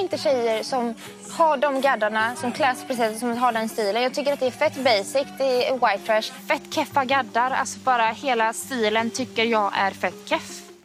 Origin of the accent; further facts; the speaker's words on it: Åmål, Västra Götaland, Sweden; now in Stockholm, Sweden; Åmål då, där jag kommer ifrån.